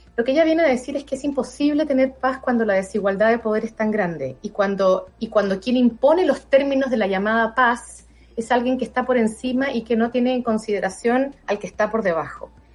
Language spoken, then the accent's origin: Spanish; Chile; como chilena, habiendo vivido en dictadura